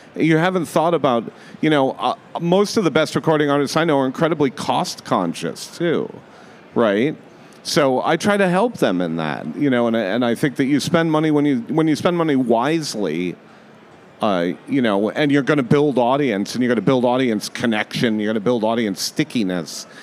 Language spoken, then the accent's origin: English; Rhode Island, United States; moved away as an adult; also born or lived in Las Vegas, Nevada; I grew up in Rhode Island.